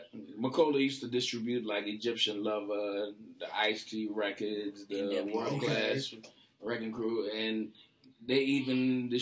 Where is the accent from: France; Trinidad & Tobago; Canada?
Trinidad & Tobago; moved away; also born or lived in Brooklyn, New York; I grew up in Trinidad a little bit.